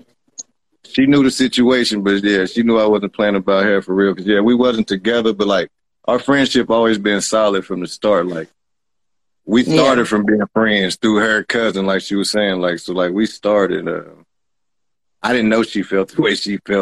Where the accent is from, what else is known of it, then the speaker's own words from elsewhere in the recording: West Virginia, United States; I'm from West Virginia